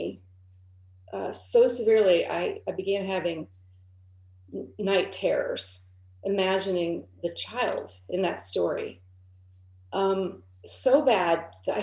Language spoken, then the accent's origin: English; Southern Ohio, United States; I grew up in Southern Ohio in a small town